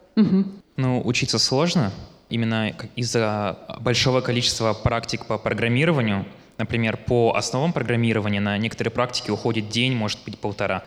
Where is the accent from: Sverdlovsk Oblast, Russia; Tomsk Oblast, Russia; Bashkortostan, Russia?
Sverdlovsk Oblast, Russia; Yekaterinburg; я из Екатеринбурга.